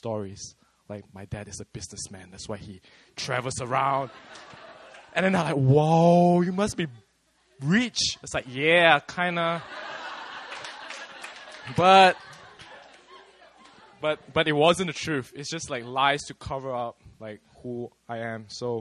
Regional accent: Malaysia; accent: Malaysian; now in South Korea; I'm from Malaysia, but not Malay. I'm ethnically Chinese

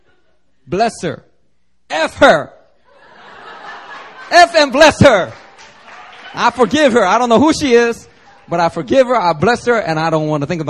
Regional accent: Philadelphia, Pennsylvania, United States; now in Seoul, South Korea; when I was growing up in Philly

